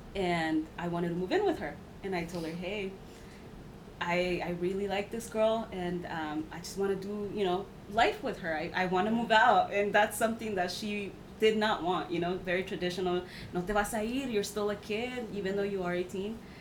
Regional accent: Mexico; now in United States; I was raised in Mexico for a few years

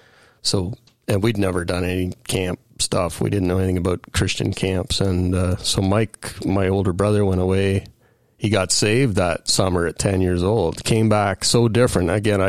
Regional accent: Aurora, Ontario, Canada; also born or lived in Kingston / Mississauga / Thornhill / Richmond Hill; I was born in Kingston, but we relocated, I think, by the time I was five to Mississauga. And then we just kept moving further up Highway 11. So Thornhill for 5 years, Richmond Hill for 5 years, Aurora for 10 years, and I graduated high school in Aurora.

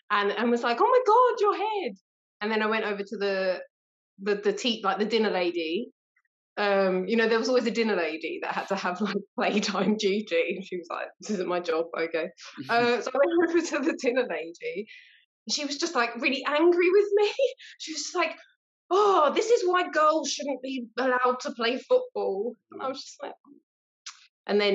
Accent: London, United Kingdom; I'm from South East London

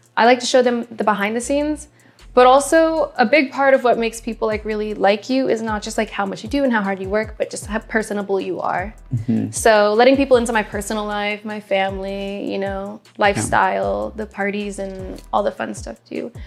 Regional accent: Midwest, United States; now in Los Angeles, United States; I'm someone from the Midwest

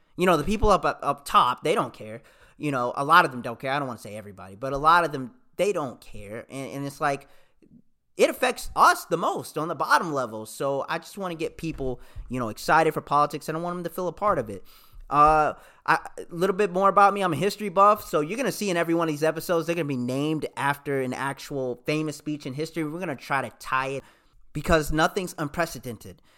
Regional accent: the South, United States; also born or lived in Michigan; I'm from the South.

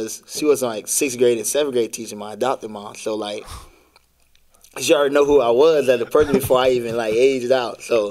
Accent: Broward County, Florida, United States; also born or lived in Miami, Florida; I was born in Miami and raised in Broward County

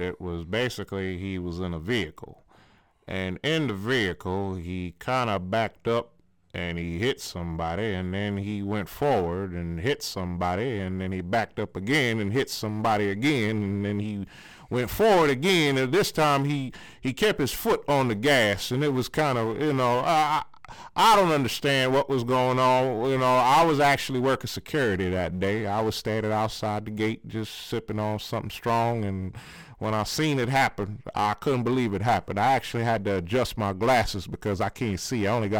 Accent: Alabama, United States; because I'm from Ballabatry, Alabama, and I actually got some peoples up in Compton.

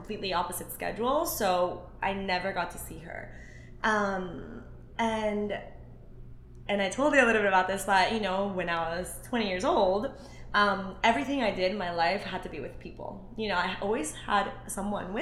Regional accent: Ecuador; moved away; I'm actually from Ecuador

